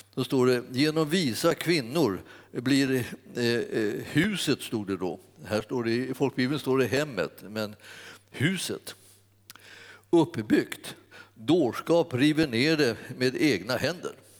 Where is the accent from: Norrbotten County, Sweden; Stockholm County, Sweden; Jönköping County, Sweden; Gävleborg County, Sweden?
Stockholm County, Sweden; Stockholm; när jag växte upp eh, i Stockholm